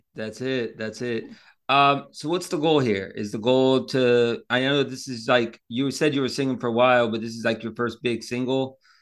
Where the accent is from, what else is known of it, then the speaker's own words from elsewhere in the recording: Orlando, Florida, United States; now in Pensacola, United States; I grew up in Orlando